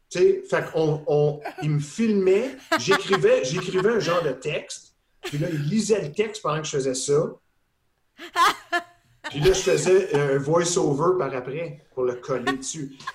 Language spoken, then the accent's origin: French; Ontario, Canada; Parce que mon père était dans l'armée, puis j'ai grandi un peu en Ontario aussi.